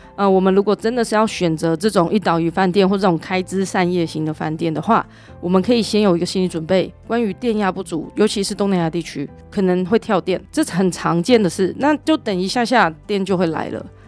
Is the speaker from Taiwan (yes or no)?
yes; Taiwan; 我们台湾人